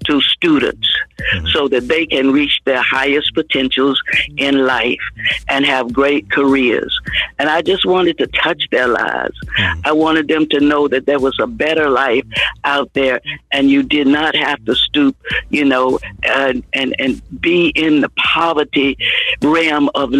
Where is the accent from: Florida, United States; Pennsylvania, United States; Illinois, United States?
Florida, United States; Miami; moved away as an adult; also born or lived in Atlanta, Georgia; I am originally from Miami, Florida.